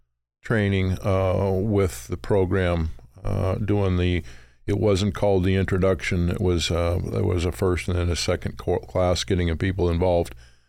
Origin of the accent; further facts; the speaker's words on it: Provo, Utah, United States; now in Oregon, United States; Out of Utah.